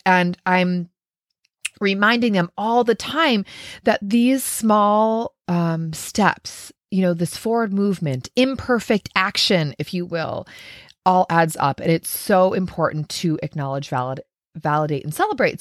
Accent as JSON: {"language": "English", "region": "Minnesota", "country": "United States", "said": "I'm from Minnesota"}